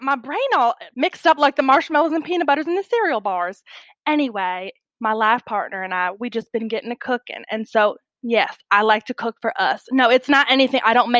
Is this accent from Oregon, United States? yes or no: no; Bella Vista, Arkansas, United States; also born or lived in Hollywood; Currently, I'm back in my hometown of Bella Vista, Arkansas. We've been living here, you know, for about 4 years now since I left Hollywood.